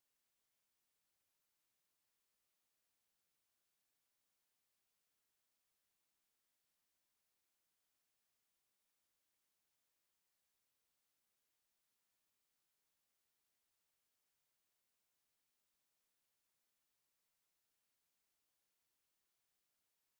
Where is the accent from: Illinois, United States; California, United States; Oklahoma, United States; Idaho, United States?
Illinois, United States; Glen Ellyn; I grew up in Glen Ellyn, Illinois.